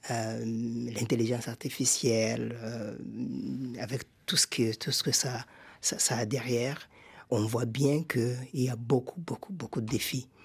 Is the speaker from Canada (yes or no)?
no; Burundi; Rwanda ma famille a quitté le, Rwanda au début des années 60. Et nous sommes installés au Burundi. donc j'ai grandi comme réfugié au Burundi.